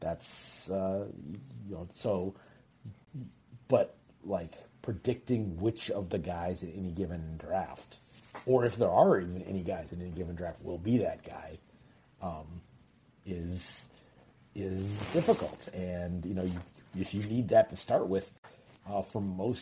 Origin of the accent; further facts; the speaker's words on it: Alaska, United States; moved away; also born or lived in Pacific Northwest; I'm from Alaska originally. I'm from the Pacific Northwest